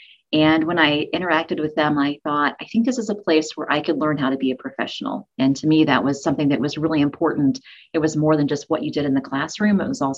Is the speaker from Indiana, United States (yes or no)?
no; Central Illinois, United States; moved away as an adult; now in Dayton, United States; I'm originally from Central Illinois